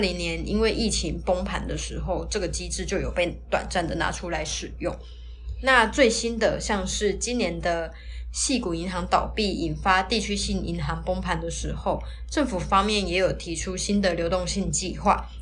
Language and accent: Chinese; Taiwan; 那我们台湾这边呢，